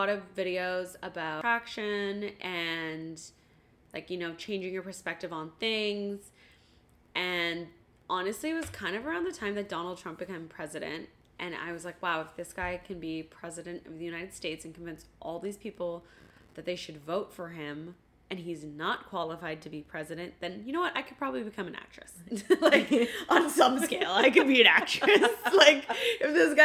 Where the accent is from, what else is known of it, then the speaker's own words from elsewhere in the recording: Ottawa, Ontario, Canada; I grew up in Ottawa